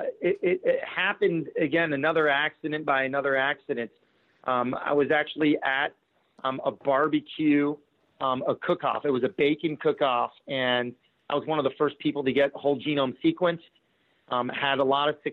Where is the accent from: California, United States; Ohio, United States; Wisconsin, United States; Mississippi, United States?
California, United States; San Diego; growing up in San Diego